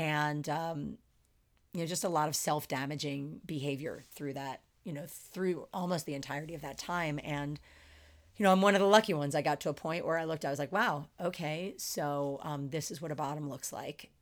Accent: Philadelphia, Pennsylvania, United States; moved away as an adult; also born or lived in Chicago / San Francisco Bay Area; now in Las Vegas, United States; born and raised in the suburbs of Philadelphia.

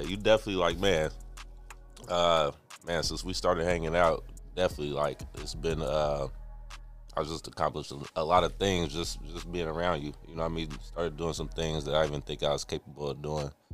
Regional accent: Richmond, United States; I grew up in Richmond

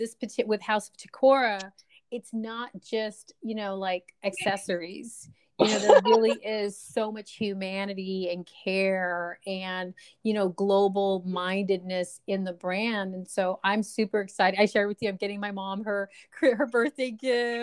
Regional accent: United States; we are so American

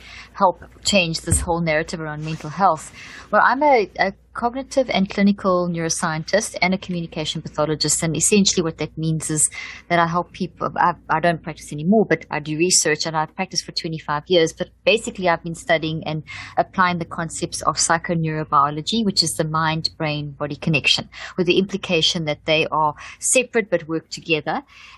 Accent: South Africa; also born or lived in Zimbabwe; I come from South Africa. I was born in Zimbabwe

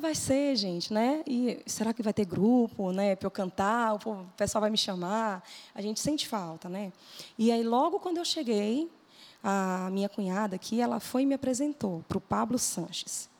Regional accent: Bahia, Brazil; also born or lived in Riachão do Jacuípe / Salvador / Lauro de Freitas / Simões Filho; Logo quando eu nasci, eu fui para Salvador, morei Legal. em Lauro de Freitas e de lá eu fui para a cidade de Simões Filho

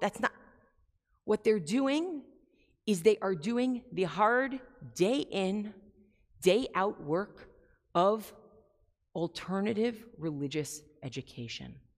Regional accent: United States; as American Jews

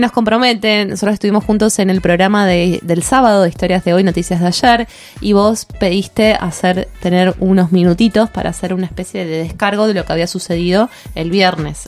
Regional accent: Argentina; nosotros como país, Argentina

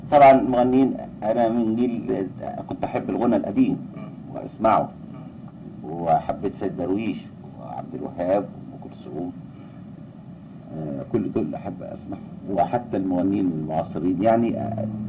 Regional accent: Egypt; عندنا في مصر

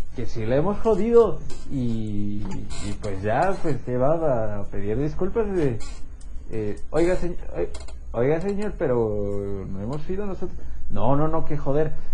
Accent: Mexico; nos define como mexicanos

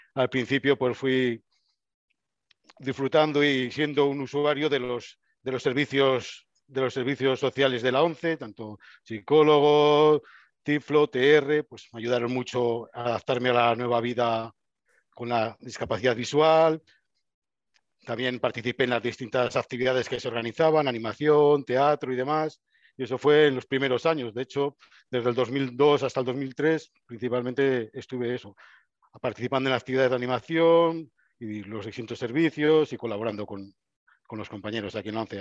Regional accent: Burgos, Castile and León, Spain; yo soy burgalés, nací en Burgos

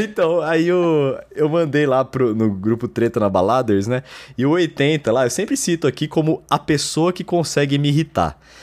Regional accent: Brazil; eu sou brasileiro

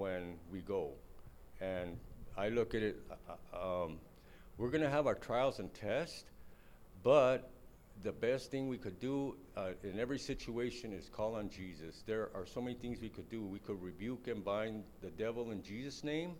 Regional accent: Los Angeles, California, United States; I was born and raised in East L.A.

